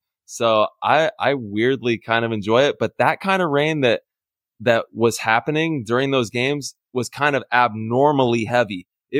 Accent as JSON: {"language": "English", "town": "Modesto", "region": "California", "country": "United States", "tie": "born or raised there", "said": "I grew up in Modesto and it was always raining in the Central Valley for some reason."}